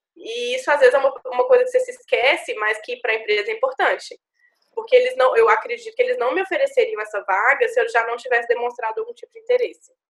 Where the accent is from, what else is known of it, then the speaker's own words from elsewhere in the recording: Minas Gerais, Brazil; moved away as an adult; also born or lived in Juiz de Fora; now in São Paulo, Brazil; eu sou de Minas, sou do interior, trabalho, sempre trabalhei aqui no, no escritório de advocacia de Minas, sempre estudei em Minas